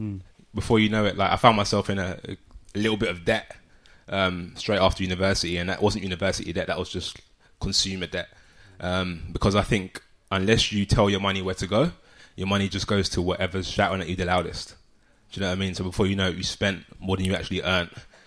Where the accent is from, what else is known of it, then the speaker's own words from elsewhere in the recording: London, United Kingdom; Grew up in Southeast London.